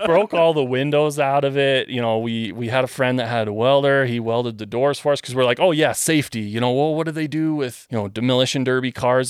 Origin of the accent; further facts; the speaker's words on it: Western Canada, Canada; moved away; I'm from Western Canada.